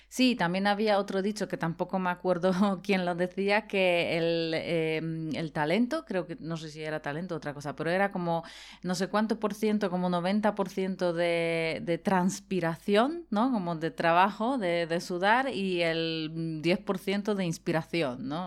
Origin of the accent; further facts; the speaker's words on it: Poland; moved away; yo me crié en Polonia